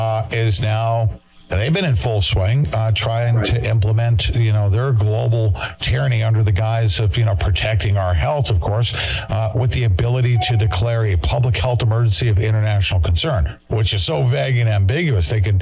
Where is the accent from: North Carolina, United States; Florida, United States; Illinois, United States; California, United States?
California, United States; now in Cincinnati, United States; I think I've been out here for 7 years, and I came from Southern California.